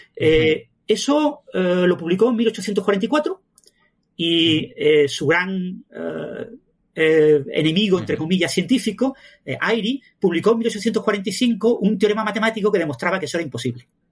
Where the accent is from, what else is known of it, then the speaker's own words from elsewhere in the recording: Mijas, Andalusia, Spain; also born or lived in Málaga; yo nací en Mijas